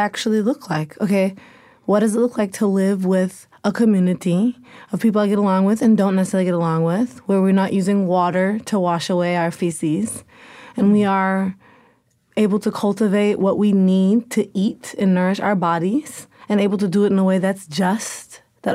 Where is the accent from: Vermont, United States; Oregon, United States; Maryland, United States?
Oregon, United States; Portland; I'm from Portland, Oregon.